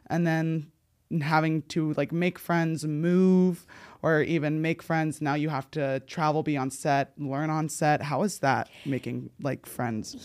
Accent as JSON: {"language": "English", "region": "New Jersey", "country": "United States", "tie": "born or raised there", "moved": "yes", "lives_now": "Los Angeles, United States", "said": "When I was growing up in New Jersey"}